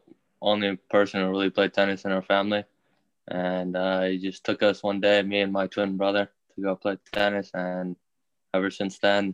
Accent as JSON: {"language": "English", "town": "Houston", "region": "Texas", "country": "United States", "said": "I'm from Houston, Texas."}